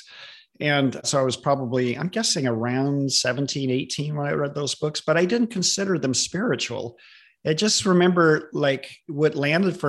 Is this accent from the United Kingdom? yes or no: no; Southern California, United States; also born or lived in Stockton, California / Long Beach, California; now in Redmond, United States; I grew up in Southern California